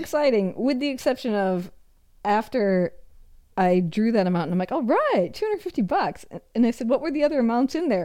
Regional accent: Minnesota, United States; moved away; I'm also from the Midwest. And when I was a child in the Midwest, learning how to shoot a gun was part of gym class

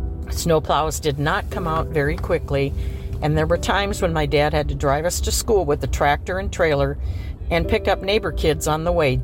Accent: Northeast South Dakota, United States; I grew up in Northeast South Dakota. I am 67 years old and still live here. I grew up on a dairy farm and went to a country school until 8th grade.

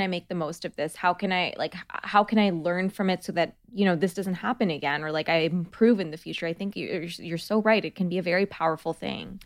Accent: Bangladesh; now in United States; I come from Bangladesh

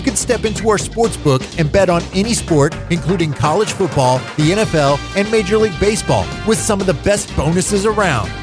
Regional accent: New England, United States; moved away as an adult; now in Louisville, United States; I was a kid from New England. I had been in town for a month

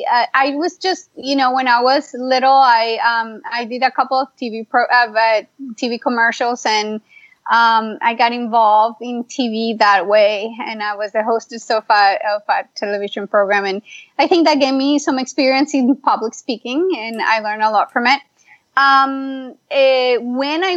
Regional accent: Colombia; moved away as an adult; also born or lived in Miami / Pittsburgh; now in United States; I am originally from Colombia.

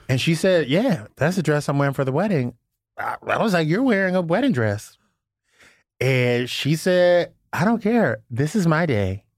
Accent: Louisiana, United States; also born or lived in West Hollywood, Los Angeles; now in Los Angeles, United States; growing up in Louisiana, you know, I was a church girl for a long time, and then moving to West Hollywood in Los Angeles

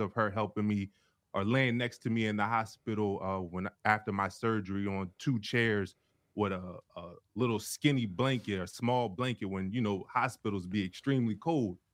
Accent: Delaware, United States; moved away as an adult; also born or lived in Cincinnati; we're both from Delaware

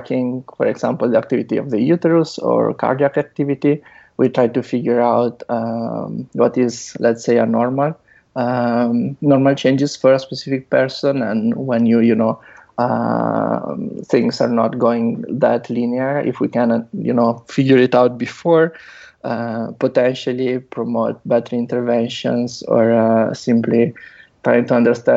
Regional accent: Italy; moved away as an adult; also born or lived in Netherlands; now in San Francisco, United States; I'm originally from Italy, where I did my bachelor and master's. Then I moved to the Netherlands

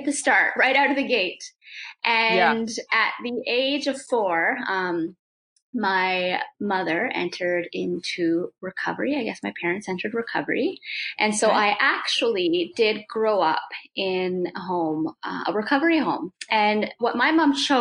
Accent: the Prairies, Canada; also born or lived in Whitehorse, Yukon; I was born in Whitehorse, Yukon. Yeah. And then I actually grew up in the prairies

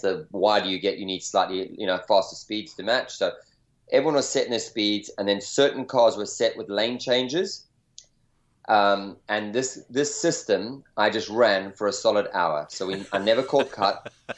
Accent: South Africa; now in California, United States; growing up in South Africa in an outdoor environment, and you know, now California

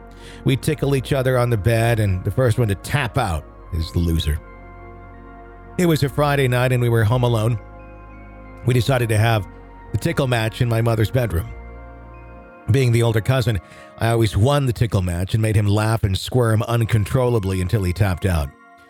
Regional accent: Cape Town, Western Cape, South Africa

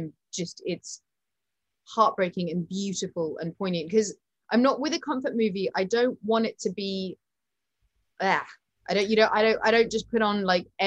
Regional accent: United Kingdom; I'm British.

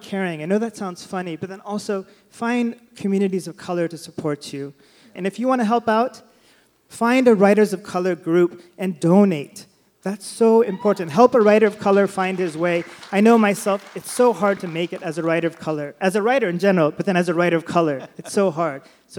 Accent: Sacramento, California, United States; I was born and raised in Sacramento.

